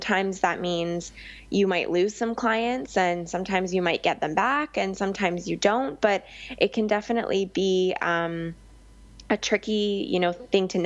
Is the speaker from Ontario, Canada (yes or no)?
no; Victoria, British Columbia, Canada; moved away as an adult; also born or lived in Vancouver Island; now in Vancouver, Canada; Because I grew up in Victoria